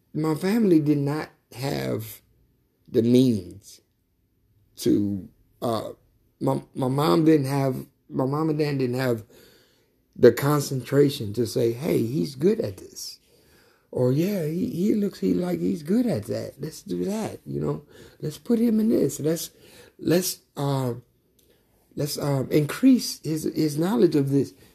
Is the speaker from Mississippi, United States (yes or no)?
yes; Mississippi, United States; also born or lived in Louisiana; growing up in Mississippi